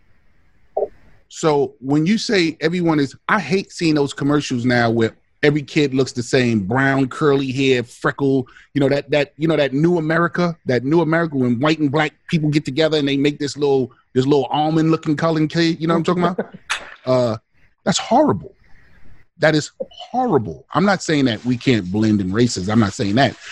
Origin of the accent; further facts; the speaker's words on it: New York City, New York, United States; I'm from the Bronx.